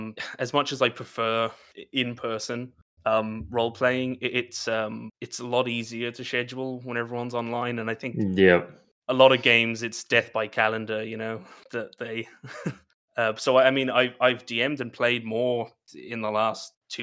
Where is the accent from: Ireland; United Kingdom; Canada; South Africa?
Ireland; I work in TTRPGs, like Brock said, writing, editing, streaming, DMing, and I'm from Ireland, but I don't really sound like it if there's any Irish listeners.